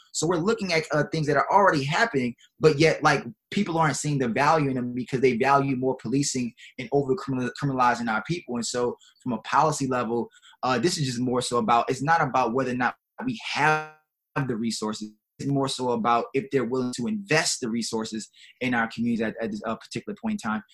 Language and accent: English; New Orleans, Louisiana, United States; growing up in New Orleans